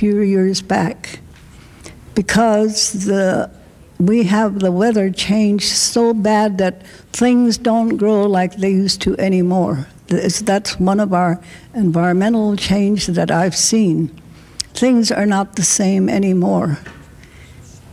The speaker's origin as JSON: {"language": "English", "area": "Rosebud Reservation", "region": "South Dakota", "country": "United States", "tie": "born or raised there", "said": "our reserve where I am from the Rosebud Reservation"}